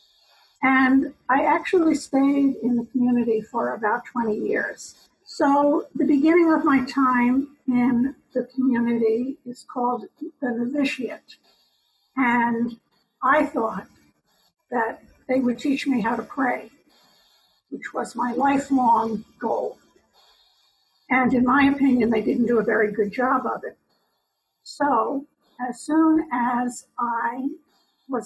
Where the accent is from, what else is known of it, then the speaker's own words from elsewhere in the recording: New York, United States; accent: New York; also born or lived in Long Island; I was born in New York. You might hear my New York accent